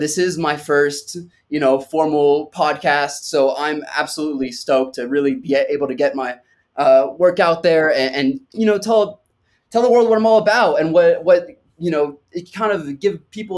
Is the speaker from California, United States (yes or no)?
yes; Malibu, California, United States; first language French; English is a second language; also born or lived in France / Los Angeles, California; now in San Francisco, United States; I grew up in Malibu, California